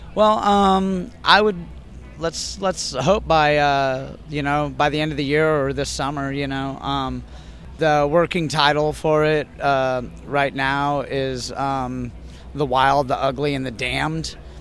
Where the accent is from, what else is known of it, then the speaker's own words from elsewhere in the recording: San Diego, California, United States; moved away as an adult; also born or lived in Austin, Texas; I am actually back in my hometown of San Diego